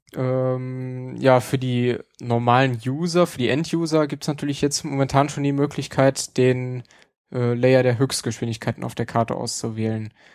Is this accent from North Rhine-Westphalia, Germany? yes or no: yes; Neuss, North Rhine-Westphalia, Germany; meinen Heimatort Neues